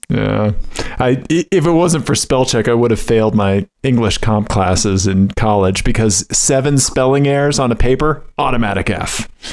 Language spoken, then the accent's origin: English; Missouri, United States; moved away; I'm from I'm from Missouri originally. You're witnessing the Missouri public school system